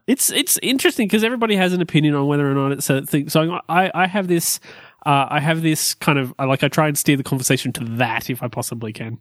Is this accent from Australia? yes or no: yes; Orange, New South Wales, Australia; moved away as an adult; my hometown, Orange.